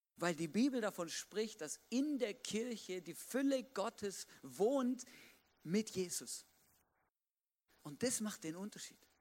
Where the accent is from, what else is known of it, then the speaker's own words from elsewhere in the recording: Swabia, Baden-Württemberg, Germany; moved away; Es gibt auch da, wo ich aufgewachsen bin, so Kartenspiele